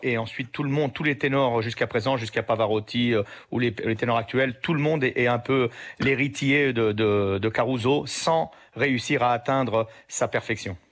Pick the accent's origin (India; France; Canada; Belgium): France; also born or lived in Sicily; je suis français